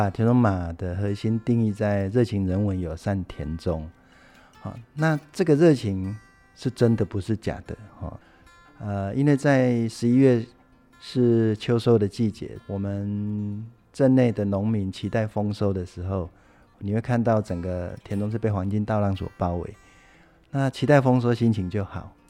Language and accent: Chinese; Taiwan; 最幸福哈、最温暖哈，是乡亲的热情，这是我们台湾人情味，也是台湾最美的风景。